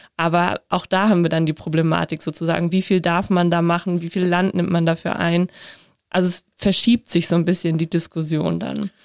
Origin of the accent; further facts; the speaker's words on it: Northern Germany, Germany; ich komme aus Norddeutschland